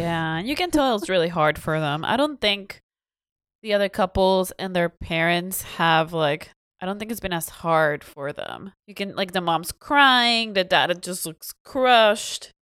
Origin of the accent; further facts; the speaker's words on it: Mexico; moved away; growing up in Mexico